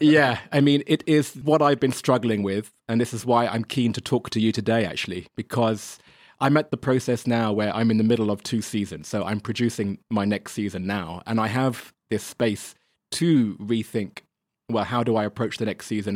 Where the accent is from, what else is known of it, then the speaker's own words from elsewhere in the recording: England, United Kingdom; moved away as an adult; also born or lived in Germany; now in China; I'm English